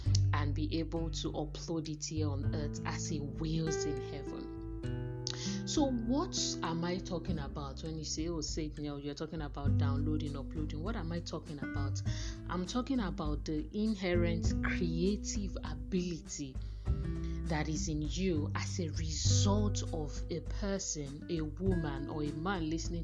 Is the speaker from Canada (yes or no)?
no; Nigeria; as women, as African women, as Nigerian women